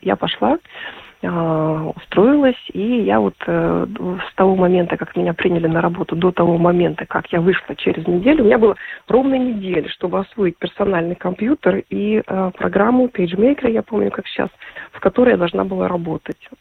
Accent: Krasnoyarsk, Krasnoyarsk Krai, Russia; moved away as an adult; also born or lived in Latvia; Я сама из э, Сибири. Я приехала в Латвию, вот именно поступила э, там, там же в Красноярске я вот родилась

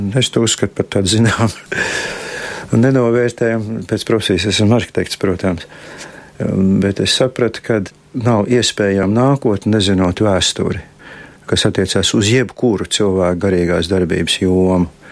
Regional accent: Riga, Latvia; es esmu dzimis Rīgā un visu mūžu dzīvojis Rīgā

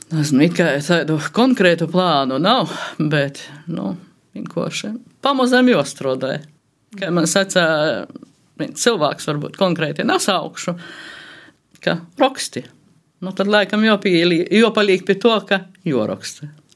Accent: Latgale, Latvia; first language Latgalian; latgalā mēs esam tomēr dikti sajaukti cilvēki

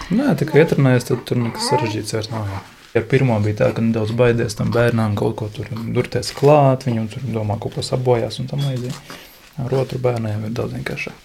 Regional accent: Daugavpils, Latgale, Latvia; moved away as an adult; now in Riga, Latvia; Es bērnību dzīvoju Dārgopelī, bet privātu mājā

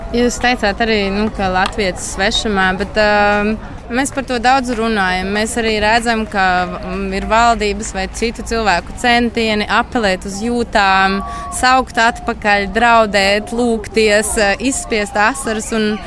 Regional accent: Latvia; moved away as an adult; now in Berlin, Germany; es uzaugu Brīvdabas muzejā, tautas starpā

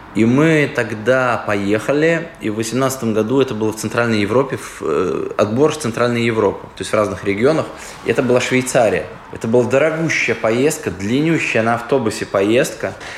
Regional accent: Daugavpils, Latvia; Мы говорим, из Даугавпилса

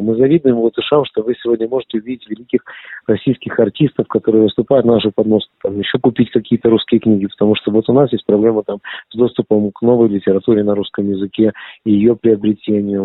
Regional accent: Lithuania; first language Russian; Я литовский еврей и очень этому горжусь

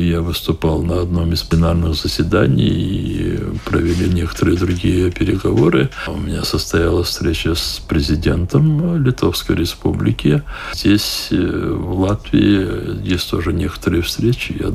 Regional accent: Crimea, Ukraine; also born or lived in Riga, Latvia; Я сказал, что я же крымский татарин, и у нас нет другого выбора, как возвращаться в Крым.

